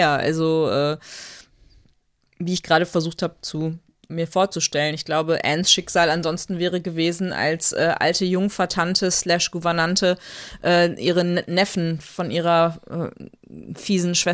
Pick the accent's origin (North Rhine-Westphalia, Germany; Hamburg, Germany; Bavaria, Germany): North Rhine-Westphalia, Germany; ich bin ja im Ruhrgebiet geboren und groß geworden